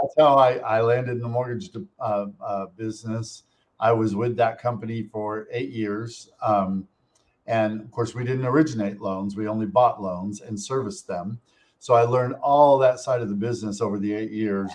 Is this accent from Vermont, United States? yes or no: yes; Montpelier, Vermont, United States; moved away; the town that I grew up in in Montpelier, Vermont.